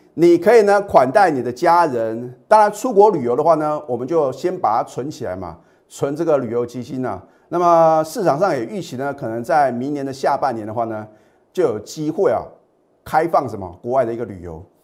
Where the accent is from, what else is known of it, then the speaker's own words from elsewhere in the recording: Taiwan; 我们台湾的话呢，我们，呃，中华民国的话呢，都是什么？放农历年嘛